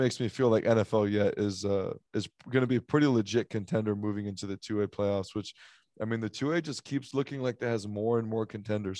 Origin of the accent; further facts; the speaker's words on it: Texas, United States; I'm from Texas. I'm a big Texas Longhorn fan.